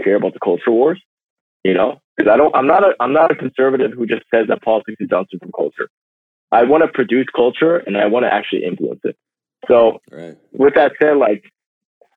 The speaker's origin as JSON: {"language": "English", "country": "United States", "said": "I'm an American."}